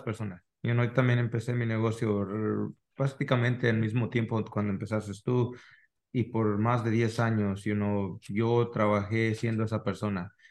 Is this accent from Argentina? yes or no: no; Mexico; now in United States; somos mexicanos de corazón, pero al último de, también pues vivimos en otro país